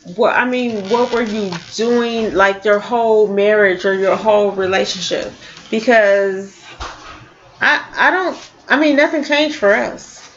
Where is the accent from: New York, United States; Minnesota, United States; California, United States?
California, United States; now in St. Louis, United States; growing up in California